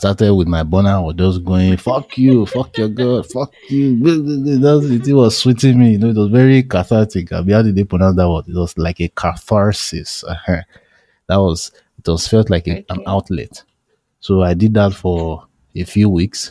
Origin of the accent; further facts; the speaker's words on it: Nigeria; I'm a Nigerian